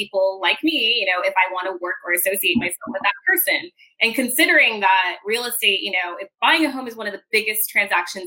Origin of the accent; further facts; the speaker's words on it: San Diego, California, United States; I was born and raised in San Diego